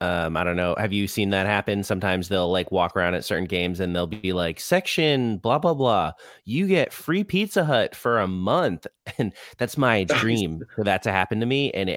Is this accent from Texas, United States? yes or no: no; Orlando, Florida, United States; also born or lived in Rhode Island; I was born in Rhode Island, but I've lived in Orlando since I was like 5. So yes, I'm from Orlando. It's easier just to say that.